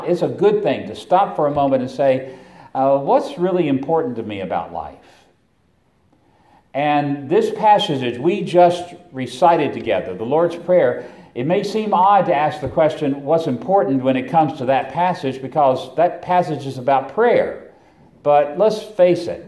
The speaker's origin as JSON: {"language": "English", "town": "Roanoke", "region": "Virginia", "country": "United States", "said": "I come from Roanoke, Virginia"}